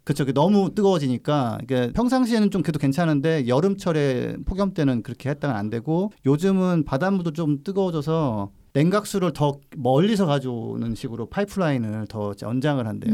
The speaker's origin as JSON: {"language": "Korean", "town": "Gongju", "region": "South Chungcheong", "country": "South Korea", "tie": "born or raised there", "said": "어렸을 때 제가 살던 동네 에 장작 파는 걸 본적 있어요 어. 장날에 충남 공주에서"}